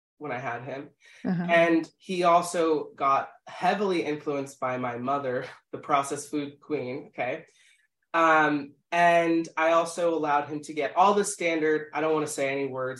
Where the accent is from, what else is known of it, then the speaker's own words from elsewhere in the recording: Philadelphia, Pennsylvania, United States; we're from Philadelphia